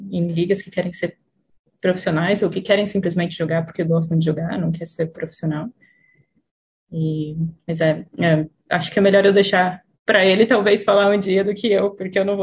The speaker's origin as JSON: {"language": "Portuguese", "town": "Franca", "region": "São Paulo", "country": "Brazil", "tie": "born or raised there", "also_born_or_lived": "Campinas, Brazil", "moved": "as an adult", "lives_now": "Auckland, New Zealand", "said": "Eu morei lá por 11 anos. Minha mãe é artista plástica, ela precisava morar, morar em São Paulo, porque tem mais oportunidade do que onde a gente estava. Então, meu pai ficou em Franca"}